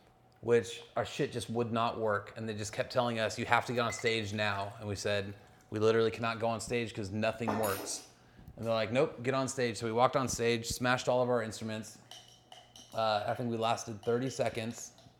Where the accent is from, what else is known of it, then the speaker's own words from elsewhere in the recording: Olympia, Washington, United States; born there; Yeah, man, I was born in Olympia and I've never been up in the Space Needle.